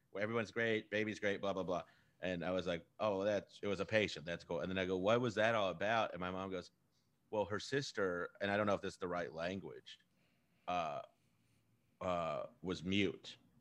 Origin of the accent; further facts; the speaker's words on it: Texas, United States; I'm from Texas